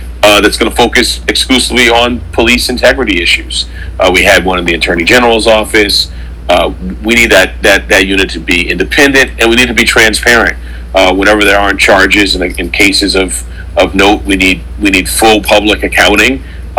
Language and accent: English; New York City, New York, United States; I grew up in Harlem, Central Harlem in the 80s